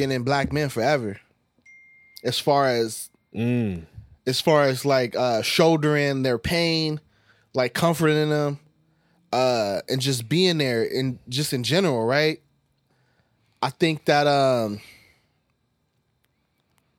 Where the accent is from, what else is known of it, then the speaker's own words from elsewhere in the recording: Los Angeles, California, United States; growing up in the East Side.